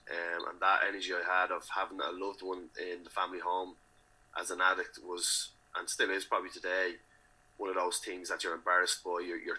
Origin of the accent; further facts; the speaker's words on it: Dublin, County Dublin, Ireland; I grew up in Ballymun, in a community that I love